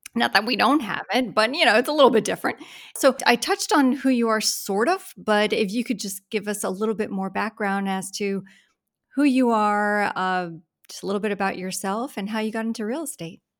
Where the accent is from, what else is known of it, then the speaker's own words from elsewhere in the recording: Florida, United States; I am a native Floridian